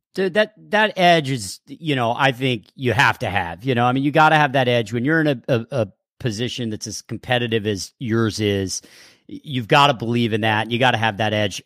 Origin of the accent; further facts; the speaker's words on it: Texas, United States; moved away; growing up in Texas